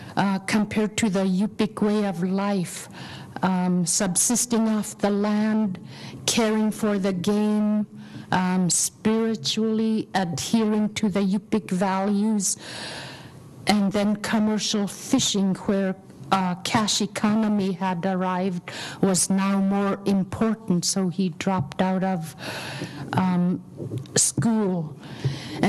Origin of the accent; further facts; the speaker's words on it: Aleknagik, Alaska, United States; now in Anchorage, United States; originally I'm from Aleknagik, living in Anchorage right now